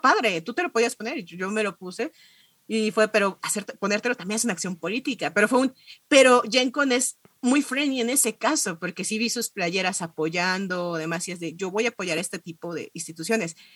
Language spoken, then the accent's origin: Spanish; Mexico; vengo de México